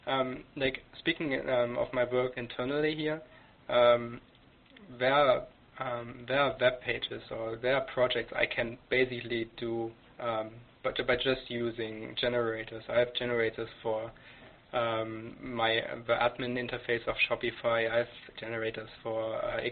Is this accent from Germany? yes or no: yes; Germany; English is a second language; moved away as an adult; now in Canada; I'm German. I came to Canada 2-3 years ago. I grew up in Germany